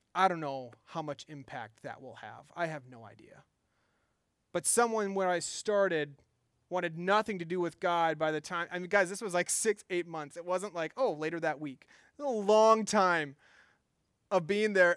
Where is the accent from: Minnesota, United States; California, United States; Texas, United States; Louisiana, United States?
Minnesota, United States; I'm from Minnesota